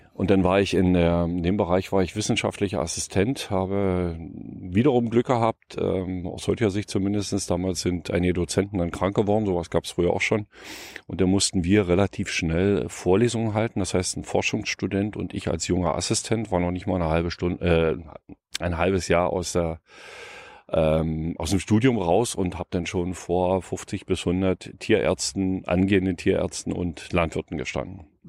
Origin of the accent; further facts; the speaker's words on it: next to the Jänschwalde open-cast mine, Brandenburg, Germany; Ich bin Ossi, ich bin äh, in einer kleinen Stadt groß geworden, äh, direkt an der Neiße, in einem kleinen Dorf direkt an der Neiße, einen Kilometer neben der Neiße an der polnischen Grenze geboren